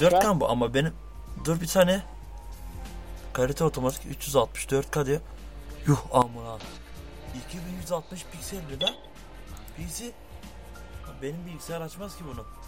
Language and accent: Turkish; Bulgaria; Bulgaristan'dayız oldu bitti. Muhaciriz be biz.